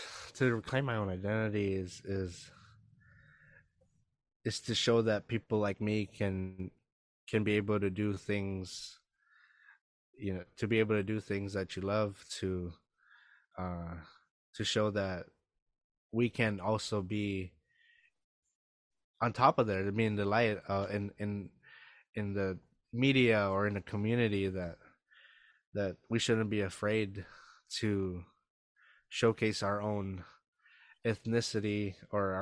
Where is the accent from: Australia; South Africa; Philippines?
Philippines; So, I love being Filipino. It's cool.